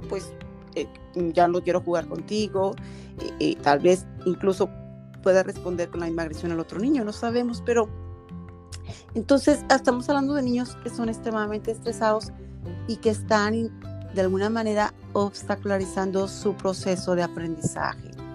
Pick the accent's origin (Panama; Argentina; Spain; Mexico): Mexico; somos mexicanas